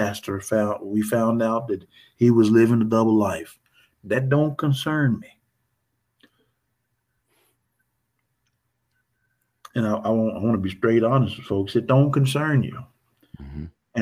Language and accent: English; Northeast Texas, United States; I'm from Northeast Texas